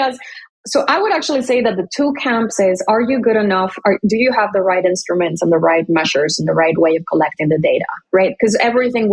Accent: McAllen, Texas, United States; moved away as an adult; I grew up in McAllen, Texas

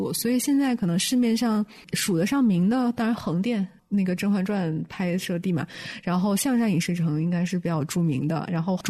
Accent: Beijing, China; 我作为一个北京人，从来没有去过。

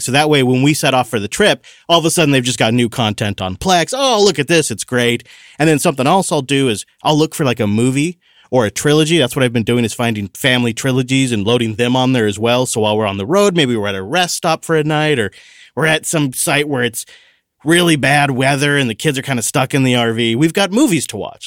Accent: Washington, United States; my home state

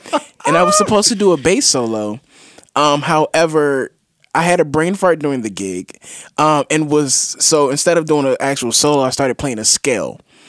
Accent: Virginia, United States; also born or lived in Richmond; I'm from Virginia. I grew up or I spent some time in Richmond.

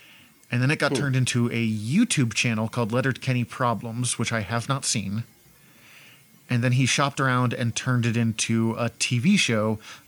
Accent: Montana, United States; I don't come from a town as small as Letterkenny, or from what I've gathered of Letterkenny, and I come from Montana, so they would have called me a Yank.

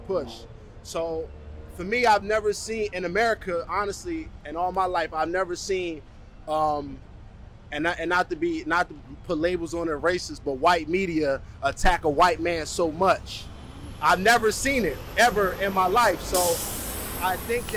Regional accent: United States; moved away as an adult; now in Canada; I'm an American citizen

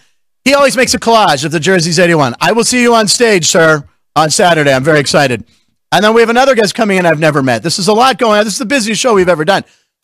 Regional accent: Pittsburgh, Pennsylvania, United States; It's my hometown

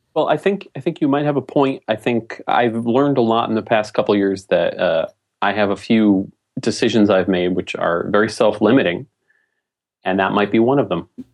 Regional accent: New England, United States; I'm from New England

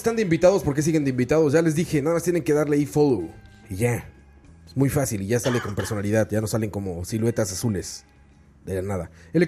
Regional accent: Mexico; soy mexicano

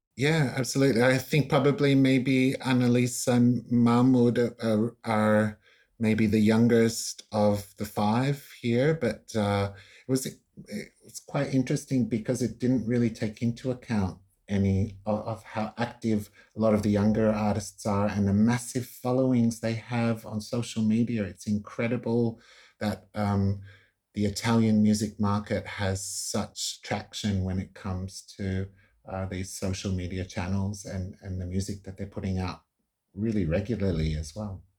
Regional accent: Australia; I'm Italo Australian

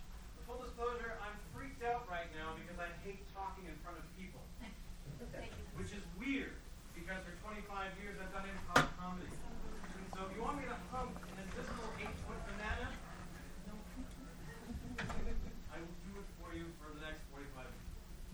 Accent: West Coast, United States; By the way, thank you all for coming, because I am from the West Coast, and when I got here the other day

